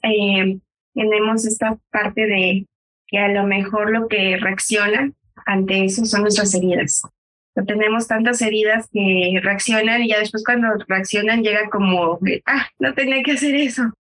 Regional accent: Mexico; como mexicana o donde yo crecí

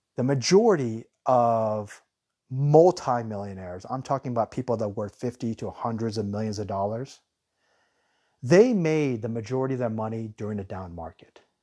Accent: United States; I'm American.

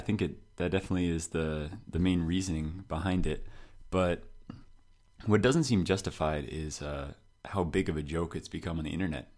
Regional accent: United States; moved away as an adult; now in France; I'm American

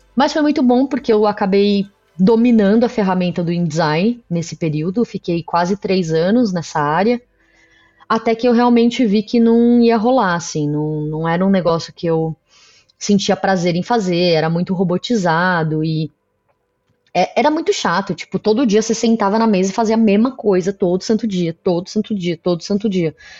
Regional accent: São Paulo, Brazil; eu sou daqui de São Paulo

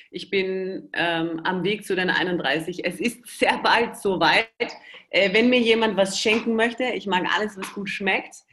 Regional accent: Austria; Ich bin ja Österreicher. Äh, Versuche mich aber immer sehr eurer deutschen, schönen Sprache ähm, anzupassen.

